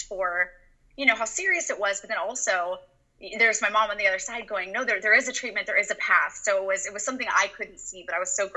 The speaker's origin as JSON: {"language": "English", "town": "Orange", "region": "California", "country": "United States", "tie": "born or raised there", "lives_now": "Encinitas, United States", "said": "I grew up in Orange, California"}